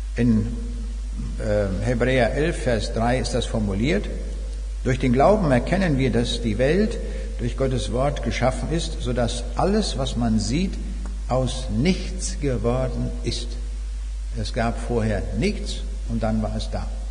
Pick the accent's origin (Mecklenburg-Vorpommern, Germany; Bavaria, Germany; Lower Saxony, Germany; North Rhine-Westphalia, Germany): Lower Saxony, Germany; Braunschweig; Ich komme aus Braunschweig